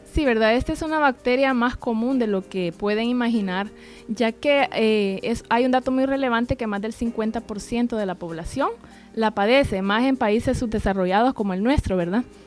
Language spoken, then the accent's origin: Spanish; El Salvador; como buenos salvadoreños